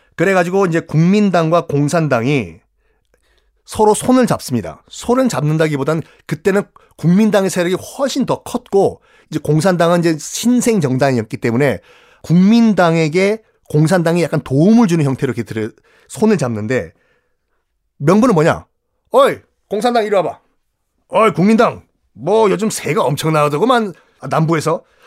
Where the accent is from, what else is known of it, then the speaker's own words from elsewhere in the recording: Busan, South Korea; 전 고향이 부산이고